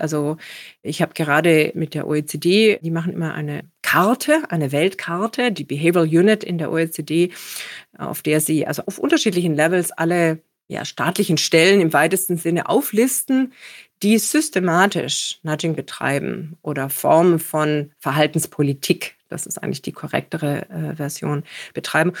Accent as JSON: {"language": "German", "town": "Stuttgart", "region": "Baden-Württemberg", "country": "Germany", "tie": "born or raised there", "also_born_or_lived": "Copenhagen", "moved": "yes", "said": "in meiner Heimatstadt Stuttgart, in der ich immer noch viel Zeit verbringe"}